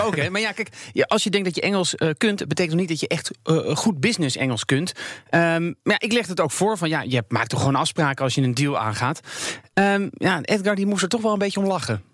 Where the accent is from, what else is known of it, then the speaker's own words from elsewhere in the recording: Netherlands; als Nederlander